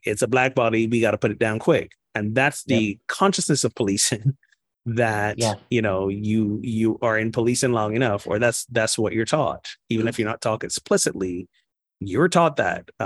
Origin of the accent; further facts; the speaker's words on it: Barbados; Barbados, my home country